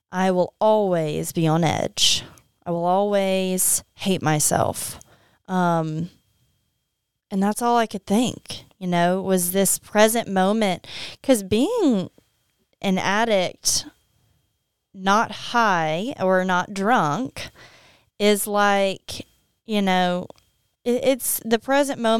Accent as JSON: {"language": "English", "town": "Opelousas", "region": "Louisiana", "country": "United States", "said": "I don't think many people probably make it out and say I'm I'm from Opelousas."}